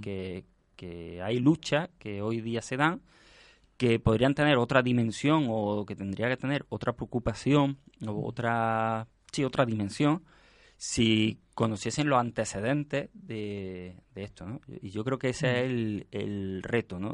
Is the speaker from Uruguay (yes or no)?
no; Spain; como españoles mm, deberíamos estar orgullosos